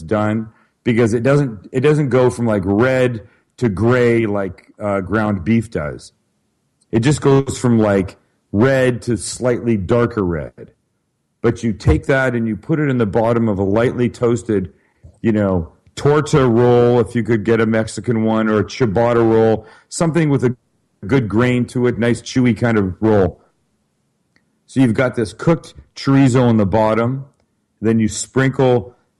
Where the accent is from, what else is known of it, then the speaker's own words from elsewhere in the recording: Vancouver, British Columbia, Canada; moved away; I'm from Vancouver, Canada originally.